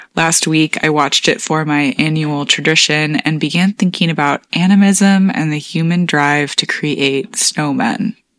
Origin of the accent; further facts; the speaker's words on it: Michigan, United States; my home state of Michigan